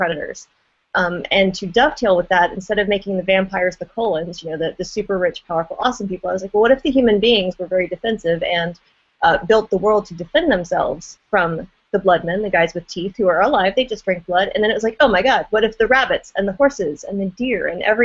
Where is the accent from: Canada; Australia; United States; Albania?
United States; Deep South; moved away; But I grew up in the Deep South